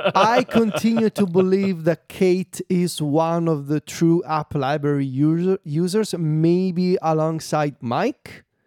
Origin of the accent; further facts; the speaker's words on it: Viterbo, Lazio, Italy; Viterbo, my hometown